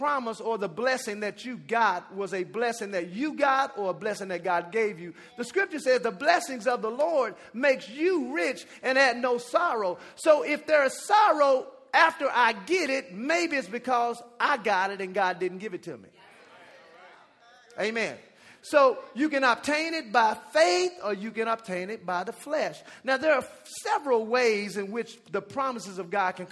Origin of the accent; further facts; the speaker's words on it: Dallas, Texas, United States; also born or lived in Jamaica; I'm from Dallas